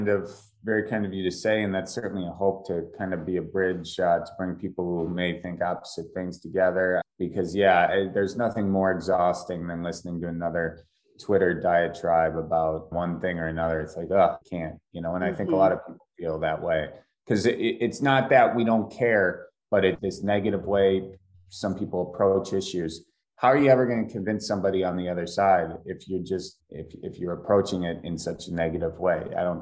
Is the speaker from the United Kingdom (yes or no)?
no; Milwaukee, Wisconsin, United States; Yeah, I'm from Wisconsin and, you know, born and raised outside of Milwaukee and then grandparents in Fond du Lac.